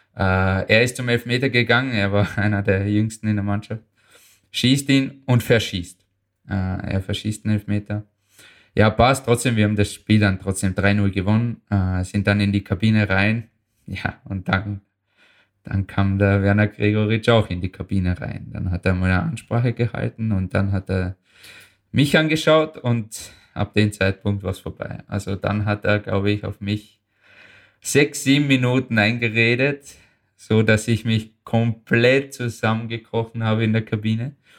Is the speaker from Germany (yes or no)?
no; Austria; German is a second language; also born or lived in Bosnia and Herzegovina; ich fühle mich als Österreicher.